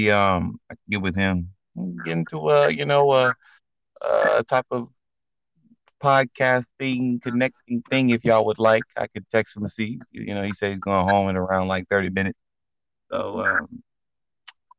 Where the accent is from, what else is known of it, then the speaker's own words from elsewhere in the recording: Nigeria; I'm Nigerian